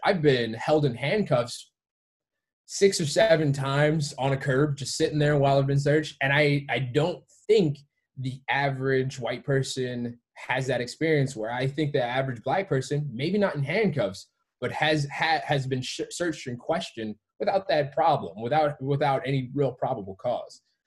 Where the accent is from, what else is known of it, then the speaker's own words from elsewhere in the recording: Detroit, Michigan, United States; also born or lived in Georgia; I grew up in Detroit and uh, um, around Detroit's area.